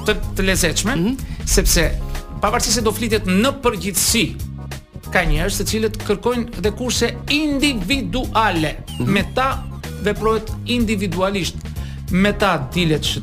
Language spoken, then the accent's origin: Albanian; Vlorë, Vlorë County, Albania; now in Tirana, Albania; un jam djal nga Vlora